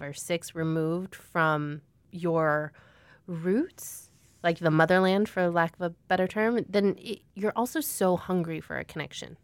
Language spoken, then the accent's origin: English; Chicago suburbs, Illinois, United States; growing up in the Chicago suburbs